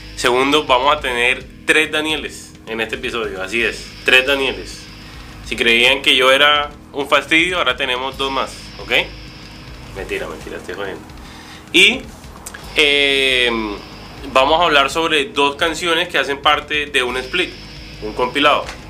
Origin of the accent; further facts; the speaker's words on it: Cartagena, Bolívar, Colombia; cuando estaba creciendo en Cartagena